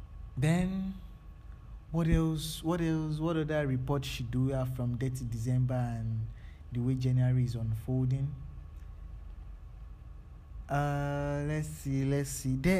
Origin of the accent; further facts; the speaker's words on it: Nigeria; as a Nigerian starting a business now